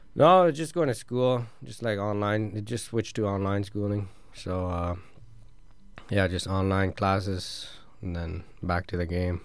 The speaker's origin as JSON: {"language": "English", "region": "Ontario", "country": "Canada", "moved": "yes", "said": "living in Ontario"}